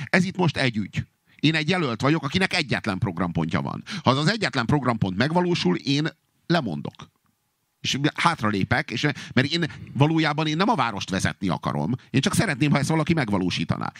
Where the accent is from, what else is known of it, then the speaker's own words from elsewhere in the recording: Budapest, Hungary; budapesti vagyok, és mert itt élek, amióta élek